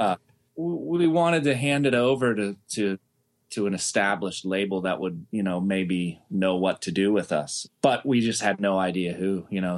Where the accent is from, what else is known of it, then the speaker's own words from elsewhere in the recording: Pittsburgh, Pennsylvania, United States; growing up in Pittsburgh